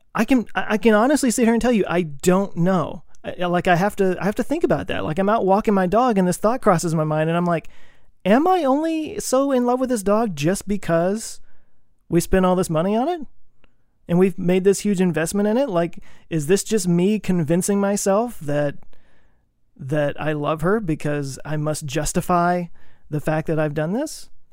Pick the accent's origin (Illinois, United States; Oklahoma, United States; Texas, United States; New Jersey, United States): Texas, United States; I grew up in Texas